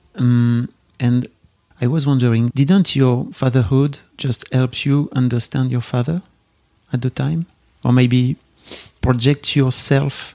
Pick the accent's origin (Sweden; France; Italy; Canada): France; accent: French; English is a second language; my French accent.